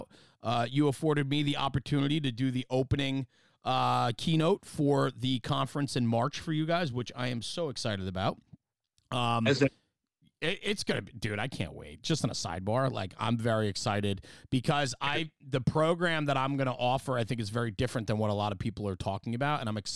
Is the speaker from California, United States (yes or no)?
no; New Jersey, United States; I'm just from New Jersey